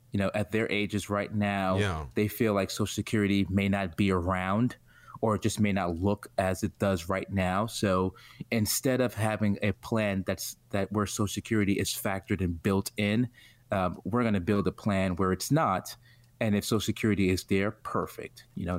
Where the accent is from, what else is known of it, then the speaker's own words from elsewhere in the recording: New York City, New York, United States; From Brooklyn, New York, born and raised.